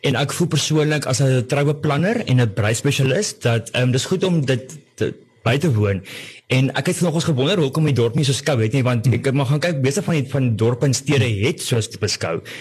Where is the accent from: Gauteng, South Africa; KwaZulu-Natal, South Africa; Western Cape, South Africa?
Gauteng, South Africa; Pretoria; moved away; ek het in Pretoria groot geword